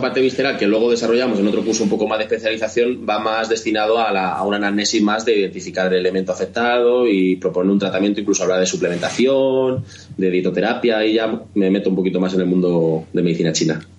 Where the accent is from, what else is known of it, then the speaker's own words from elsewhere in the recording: Spain; somos españoles, latinos